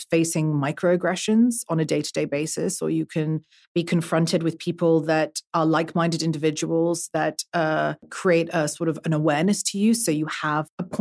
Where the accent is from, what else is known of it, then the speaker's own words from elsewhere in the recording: Brussels, Belgium; now in UAE; I was born and raised in Brussels. I'm an artist. Uh, I live in the UAE. I grew up all over the world.